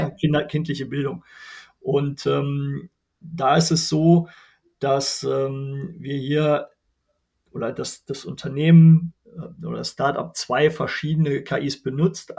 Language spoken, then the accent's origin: German; Wermelskirchen, North Rhine-Westphalia, Germany; Ich komme aus Wermelskirchen, mitten im Bergischen Land zwischen Köln, Wuppertal und Düsseldorf. Hier wohne ich mit meiner Familie.